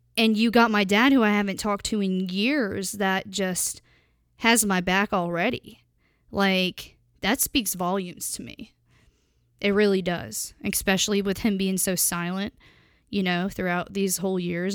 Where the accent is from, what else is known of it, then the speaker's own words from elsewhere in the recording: Pennsylvania, United States; when I was younger, I grew up in Pennsylvania